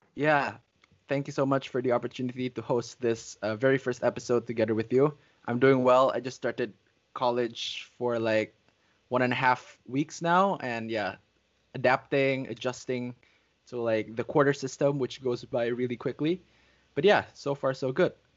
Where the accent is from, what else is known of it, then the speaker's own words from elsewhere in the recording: Indonesia; having been born and raised in Indonesia for um, like almost all my life.